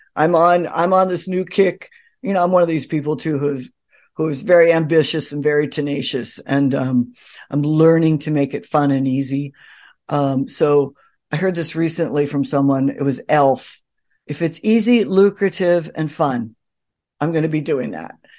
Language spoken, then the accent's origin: English; California, United States; moved away as an adult; also born or lived in New York City; I grew up in California.